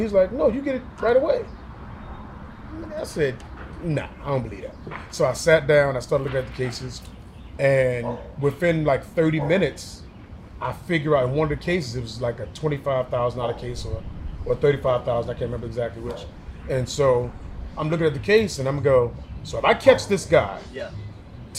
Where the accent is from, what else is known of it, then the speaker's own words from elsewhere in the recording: Baltimore, Maryland, United States; moved away as an adult; now in Charlotte, United States; I'm from Baltimore originally.